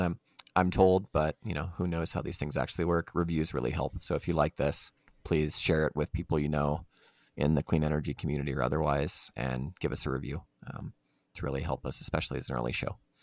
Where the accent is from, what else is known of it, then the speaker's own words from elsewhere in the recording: Louisiana, United States; I'm from Louisiana. I've spent a lot of time in the South